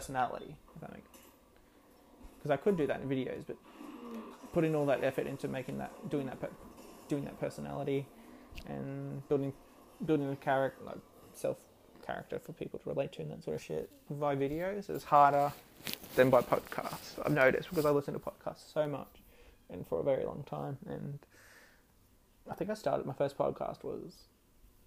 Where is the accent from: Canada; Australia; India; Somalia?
Australia; I'm an Australian